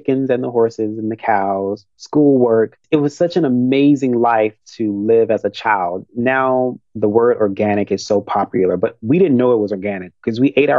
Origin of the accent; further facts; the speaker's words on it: Rossville, Tennessee, United States; now in Los Angeles, United States; So I born and raised in Tennessee. I grew up on my grandparents' farm in Rossville, Tennessee. That's about 30 minutes outside of Memphis.